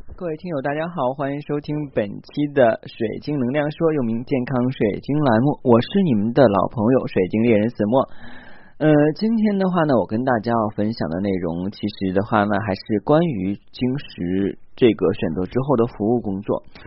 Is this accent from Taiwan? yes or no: no; China; 我们中国人